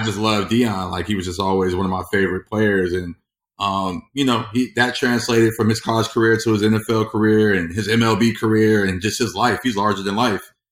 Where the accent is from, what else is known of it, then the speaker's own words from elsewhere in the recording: Inglewood, California, United States; born and bred in Inglewood